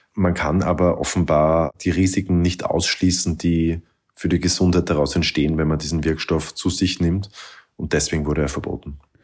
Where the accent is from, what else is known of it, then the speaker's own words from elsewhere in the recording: Austria; Bei uns in Österreich